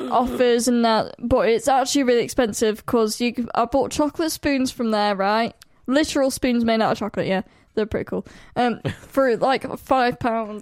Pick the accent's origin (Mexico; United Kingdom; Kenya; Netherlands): United Kingdom; I'm from the Midlands and I say cow